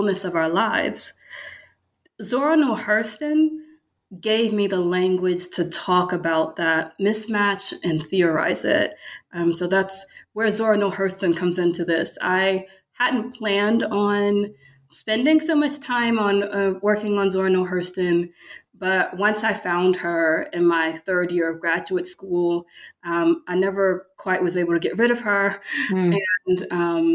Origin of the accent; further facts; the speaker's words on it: Baton Rouge, Louisiana, United States; moved away as an adult; also born or lived in Michigan / Pennsylvania; now in Memphis, United States; I'm from Louisiana, Baton Rouge, Louisiana